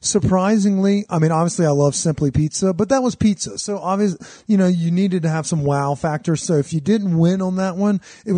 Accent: the South, United States; like where we grew up in the South.

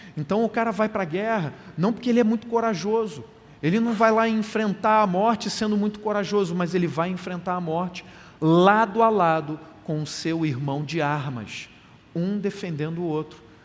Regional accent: Carioca, Rio de Janeiro, Brazil; a gente, como é carioca

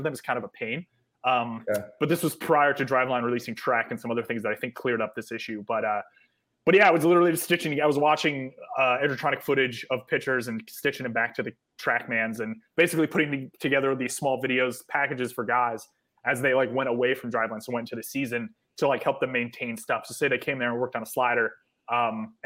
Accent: Connecticut, United States; I'm from Connecticut

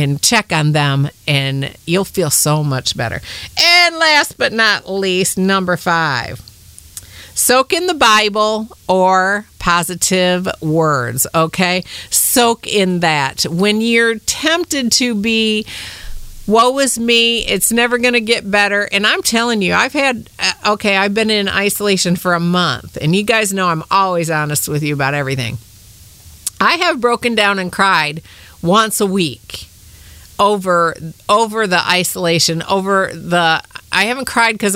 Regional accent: Michigan, United States; now in Kentucky, United States; I'm from Michigan. I've been down here in Kentucky for about 25 years.

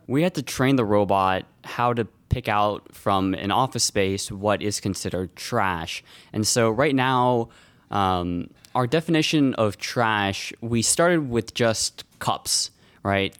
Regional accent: Los Altos, California, United States; I'm from Los Altos

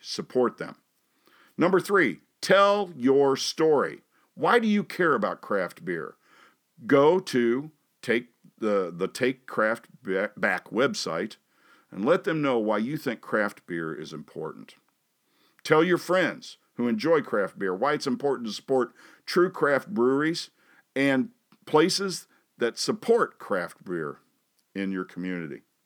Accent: Hannibal, Missouri, United States; moved away as an adult; also born or lived in Dallas, Texas; When I was growing up in Hannibal

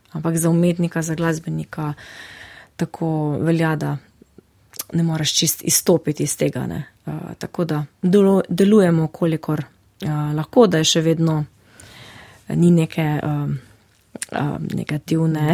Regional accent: Žalec, Savinjska, Slovenia; v mojem domačem kraju, to je Žalec

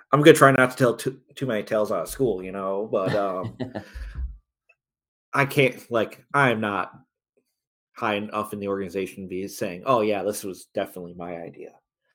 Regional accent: Toronto, Ontario, Canada; It's like kind of crazy to think about going back to like growing up in Toronto games where it was easily 10,000 Leafs fans in the building.

